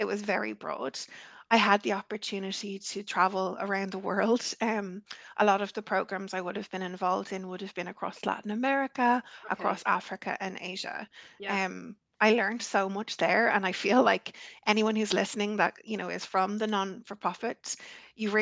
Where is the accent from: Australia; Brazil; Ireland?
Ireland; as I was growing up in Ireland, I'm Irish